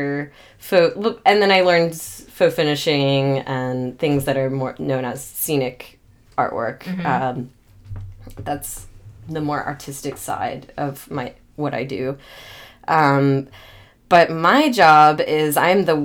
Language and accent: English; Atlanta, Georgia, United States; also born or lived in Chicago; my hometown